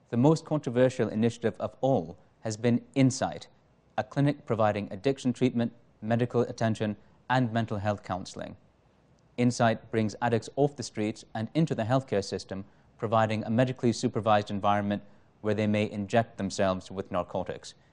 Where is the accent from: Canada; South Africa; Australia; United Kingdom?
Canada; Toronto, Ontario; I grew up in Toronto's Parkdale neighborhood when it was most beset by drug abuse and its companion crimes.